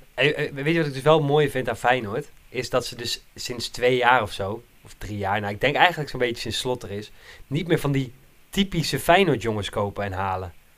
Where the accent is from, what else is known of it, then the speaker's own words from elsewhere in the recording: Nijkerk, Gelderland, Netherlands; ik was vroeger toen ik in Nijkerk opgroeide